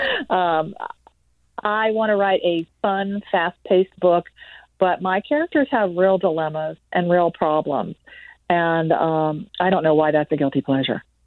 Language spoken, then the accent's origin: English; Tampa Bay, Florida, United States; My hometown paper, the Tampa Bay Times